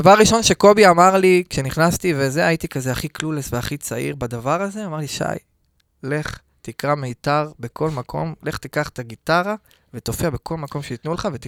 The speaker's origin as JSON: {"language": "Hebrew", "town": "Netanya", "region": "Central District", "country": "Israel", "said": "אני מנתניה. נתניה במקור."}